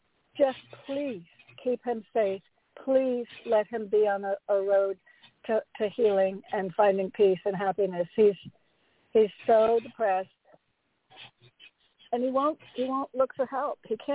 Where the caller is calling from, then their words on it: Connecticut, United States; Hi, Reverend James. … from Connecticut.